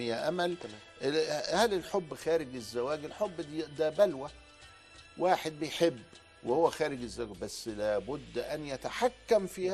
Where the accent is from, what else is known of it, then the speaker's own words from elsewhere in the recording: Upper Egypt, Egypt; عندنا في الصعيد من لهجتنا